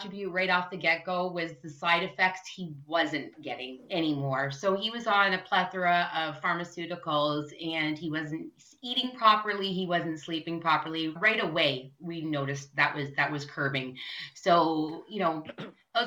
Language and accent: English; Canada